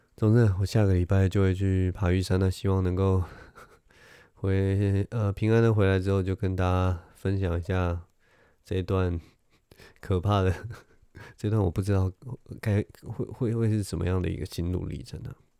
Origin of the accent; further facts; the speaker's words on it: Taiwan; 我是，我是台湾人